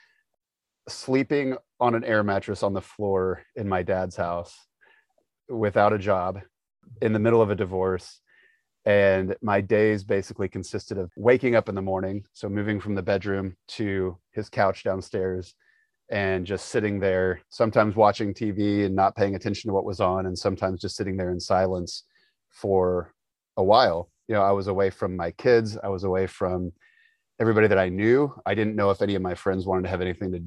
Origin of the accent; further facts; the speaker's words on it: Indianapolis, Indiana, United States; moved away as an adult; also born or lived in Florida; We grew up in Indianapolis, and I had been in Indianapolis.